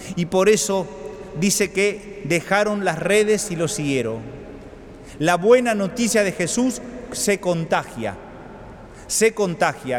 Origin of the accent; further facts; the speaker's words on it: Argentina; nuestra Argentina